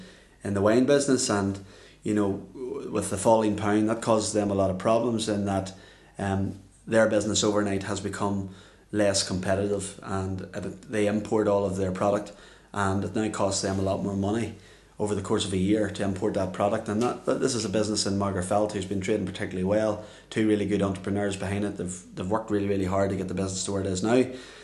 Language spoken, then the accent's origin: English; Northern Ireland, United Kingdom; how it can affect us here in Northern Ireland, the housing market. And, you know, as Irish people